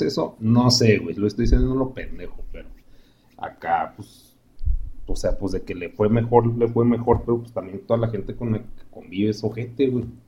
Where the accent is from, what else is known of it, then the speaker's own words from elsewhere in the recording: Mexico; como mexicanos